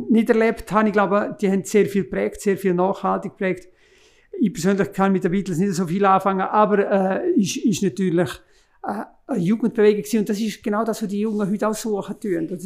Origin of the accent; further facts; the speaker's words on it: Graubünden, Switzerland; Das Heidi ist, ist natürlich als, als Bündner, haben wir natürlich eine Verbundenheit mit dem Heidi.